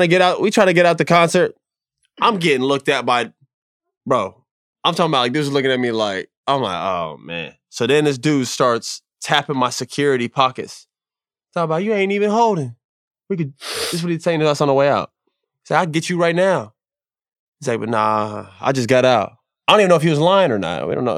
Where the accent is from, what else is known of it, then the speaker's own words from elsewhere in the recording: Florida, United States; growing up in Florida